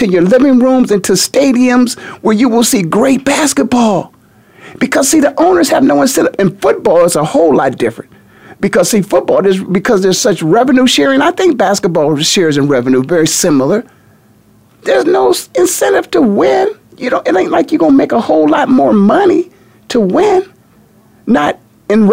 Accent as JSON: {"language": "English", "town": "Kent", "region": "Ohio", "country": "United States", "tie": "born or raised there", "said": "I'm born and raised in Kent"}